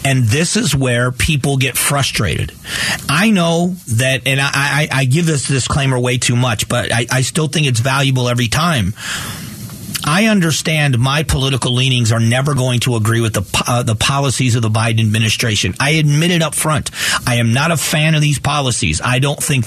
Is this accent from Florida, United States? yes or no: yes; Fort Myers, Florida, United States; also born or lived in Cleveland, Ohio; now in Arizona, United States; I moved from Cleveland, Ohio, where I was born, to Southwest Florida in Fort Myers, Florida. I moved there in 1978 with my family. I was 11 years old. And so I grew up in Southwest Florida